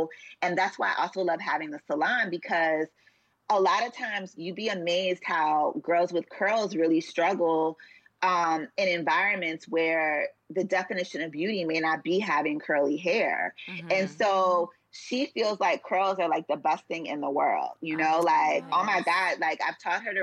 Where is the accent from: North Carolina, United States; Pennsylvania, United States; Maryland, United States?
Maryland, United States; Columbia; I grew up in Columbia, which is in between Baltimore and DC